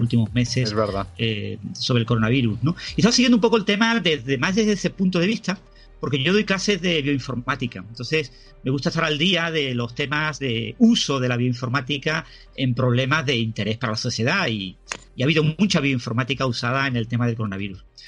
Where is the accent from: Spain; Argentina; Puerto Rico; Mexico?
Spain; todos somos españoles